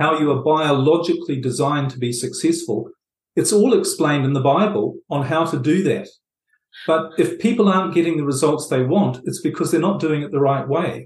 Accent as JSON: {"language": "English", "country": "New Zealand", "tie": "born or raised there", "moved": "yes", "said": "I was brought up in New Zealand, as you might pick up from my accent, and I lived quite a bit of my life there"}